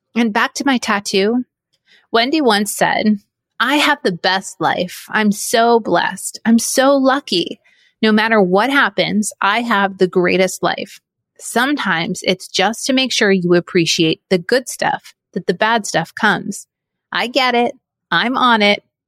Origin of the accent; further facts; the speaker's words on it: New England, United States; moved away as an adult; also born or lived in Syracuse, New York / Orlando, Florida; I grew up in New England